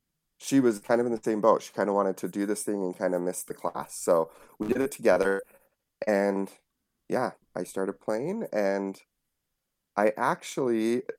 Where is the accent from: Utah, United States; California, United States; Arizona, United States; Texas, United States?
Utah, United States; Yep, she grew up all over the place, so she traveled quite a bit, but we never really left Utah, so.